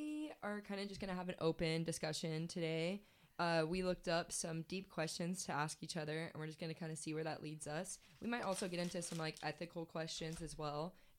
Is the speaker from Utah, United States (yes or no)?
no; California, United States; So there's a lot of wineries near my hometown in NorCal that I want to go to.